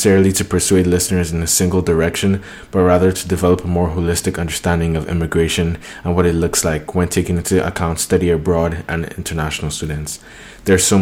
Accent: Jos, Plateau, Nigeria; moved away; I'm from Jos, Nigeria, not as big a city as Taire is, but in my hometown, Jos

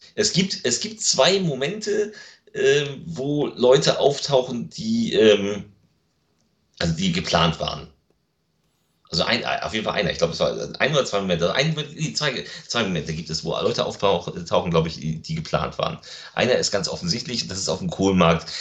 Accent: Lübeck, Schleswig-Holstein, Germany; meine Heimatstadt. Das ist Lübeck

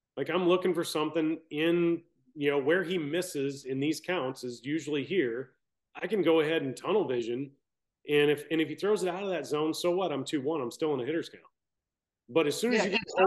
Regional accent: Baton Rouge, Louisiana, United States; I'm from Baton Rouge

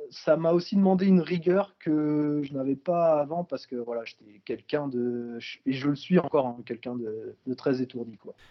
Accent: Brittany, France; je suis originaire de Bretagne

